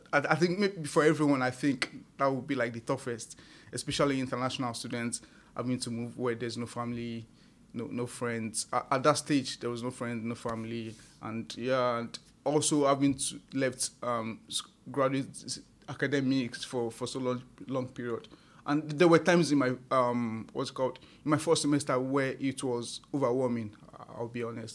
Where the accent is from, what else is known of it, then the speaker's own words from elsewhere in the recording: Ibadan, Oyo, Nigeria; moved away as an adult; now in United States; I had my growing up in Nigeria. I lived about 2 kilometers north of Lagos, which is Ibadan.